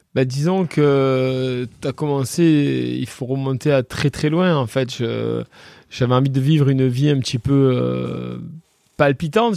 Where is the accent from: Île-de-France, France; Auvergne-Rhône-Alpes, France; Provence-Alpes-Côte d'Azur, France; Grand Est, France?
Provence-Alpes-Côte d'Azur, France; Le Rove; Je suis hein? né ici au Rove en fait. J'ai jamais trop bougé